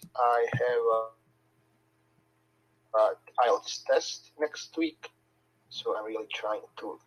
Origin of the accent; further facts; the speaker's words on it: Bosnia & Herzegovina; I'm from Bosnia.